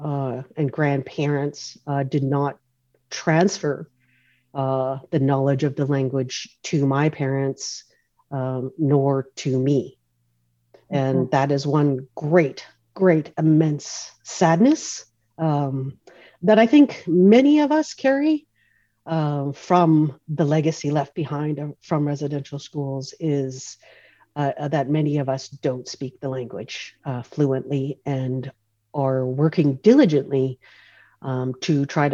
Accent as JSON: {"language": "English", "town": "North Vancouver", "region": "British Columbia", "country": "Canada", "tie": "born or raised there", "said": "I grew up in Oslahan, the community of Oslahan, which is part of the North Shore, traditional territories of the Squamish Nation"}